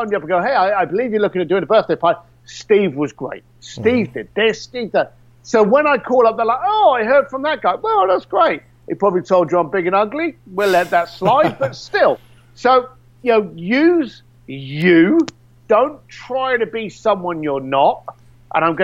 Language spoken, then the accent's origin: English; London, United Kingdom; I'm a bricklayer from East London